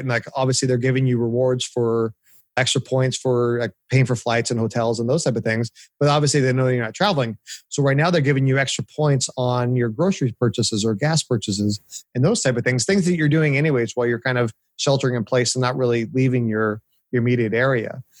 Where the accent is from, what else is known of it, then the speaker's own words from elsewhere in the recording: Orange County, California, United States; moved away as an adult; now in Nashville, United States; I grew up in Orange County, California. Uh, lived there pretty much all my life up until I moved two years ago to Nashville.